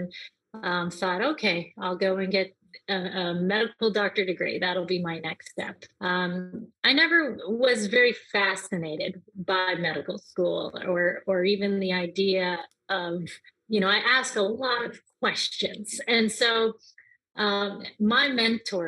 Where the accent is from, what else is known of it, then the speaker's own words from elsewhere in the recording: Canada; moved away as an adult; also born or lived in New Orleans, United States; now in United States; I am from Canada, and I moved here to the United States to go to university